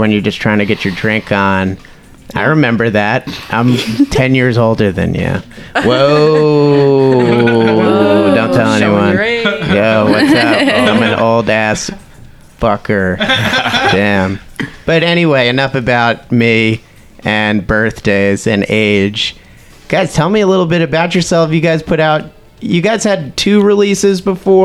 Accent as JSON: {"language": "English", "town": "Verona", "region": "New Jersey", "country": "United States", "said": "I'm from Verona"}